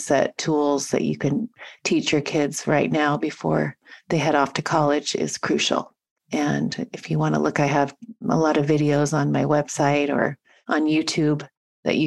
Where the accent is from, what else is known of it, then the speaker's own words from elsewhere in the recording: Washington, United States; moved away as an adult; also born or lived in Montana; now in San Diego, United States; my home state in Redmond, Washington